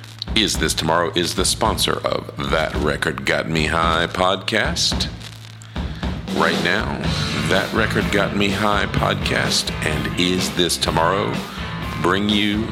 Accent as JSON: {"language": "English", "region": "Florida", "country": "United States", "said": "I'm from Florida."}